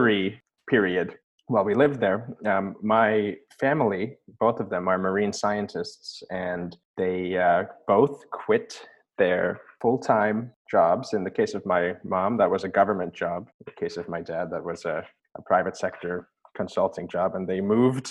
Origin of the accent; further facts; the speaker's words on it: Annapolis, Maryland, United States; moved away; also born or lived in Mozambique / Norway; I'm born in Annapolis, Maryland in 1994.